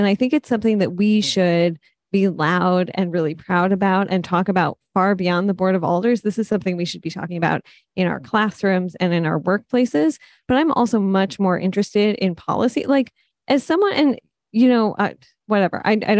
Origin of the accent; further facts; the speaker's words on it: Detroit, Michigan, United States; now in New Haven, United States; so I grew up in Detroit, I've lived here for about 10 years at this point